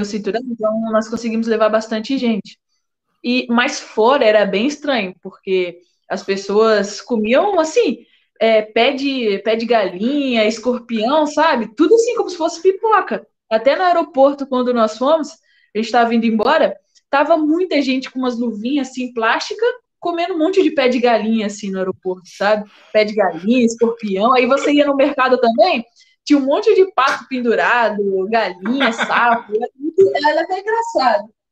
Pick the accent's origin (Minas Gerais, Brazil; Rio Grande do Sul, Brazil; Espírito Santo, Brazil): Espírito Santo, Brazil; Vila Velha; lá na minha cidade, em Vila Velha